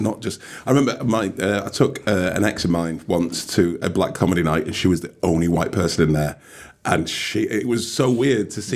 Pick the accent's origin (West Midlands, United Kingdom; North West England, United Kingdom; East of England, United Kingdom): North West England, United Kingdom; Oldham; now in Liverpool, United Kingdom; I'm uh, Mancunian, so, Oldham. I will say Oldham